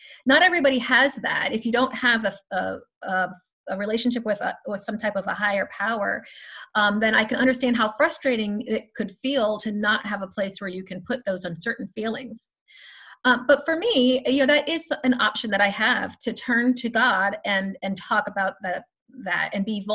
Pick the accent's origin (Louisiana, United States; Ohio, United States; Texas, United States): Louisiana, United States; also born or lived in Chicago; now in Tallahassee, United States; I am actually originally from Louisiana, but my extended family is from Chicago